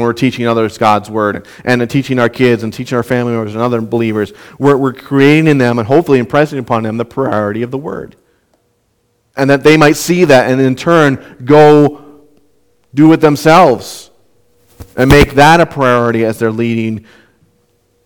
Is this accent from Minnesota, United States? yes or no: yes; Southwest Minnesota, United States; moved away; where I grew up in Southwest Minnesota